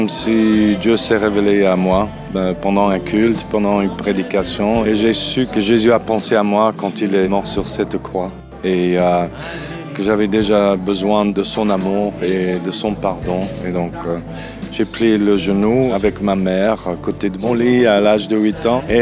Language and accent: French; South Africa; J'ai grandi en Afrique du Sud, je suis fils et petit-fils de missionnaires, donc on était toujours à l'église.